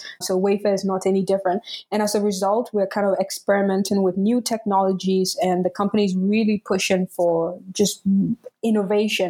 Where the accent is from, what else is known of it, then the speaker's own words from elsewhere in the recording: Tamale, Northern Region, Ghana; first language Dagbani; English is a second language; now in Berlin, Germany; I'm Ghanaian. I grew up in Tamale